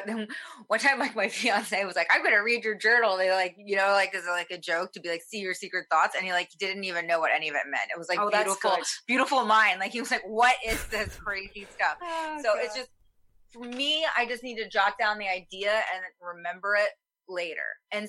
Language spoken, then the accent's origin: English; the South, United States; a lot of my stuff is about my, where I was raised in the South with like a Korean mom